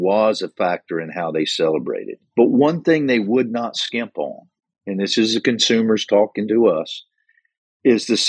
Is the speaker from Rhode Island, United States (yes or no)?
no; Wilkes County, North Carolina, United States; growing up in Wilkes County, North Carolina